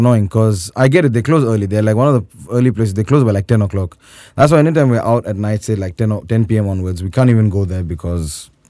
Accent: Turkey; Hello, I'm Turkish, Johnny, I'm not Indian.

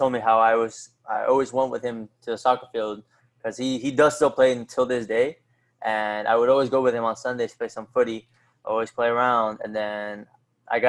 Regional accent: Fairfax, Virginia, United States; also born or lived in Alexandria, Virginia / Bolivia (parents); I was born in Fairfax, Virginia. My parents are from Bolivia, so I have dual citizenship with America and Bolivia. And that's where I grew up till I was in my teen years when I moved to Alexandria, Virginia

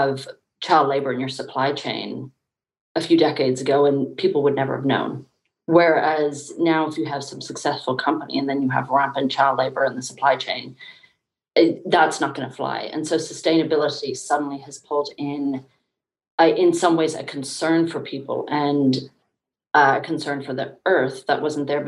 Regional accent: Dublin, Leinster, Ireland; also born or lived in United Kingdom; now in United States; I grew up in Dublin, Ireland, there, and then over in the UK

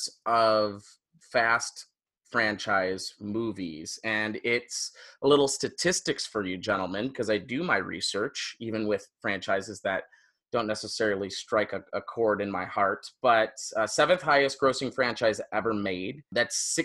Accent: Royal Oak, Michigan, United States; moved away; I'm from Royal Oak, Michigan, which is like the Naperville

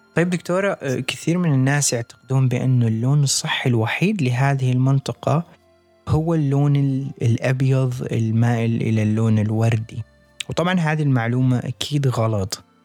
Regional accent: Iraq; عندنا بالعراق

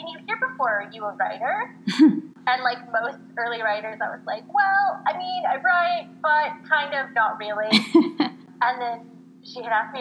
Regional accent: Los Angeles, California, United States; moved away; LA, where I'm originally from

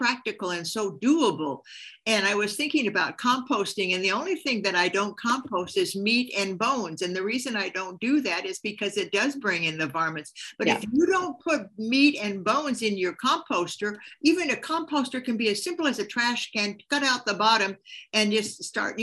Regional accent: Hungary; moved away; All my life, I've grown up with gardens, my parents, my grandparents, but we're from Hungary

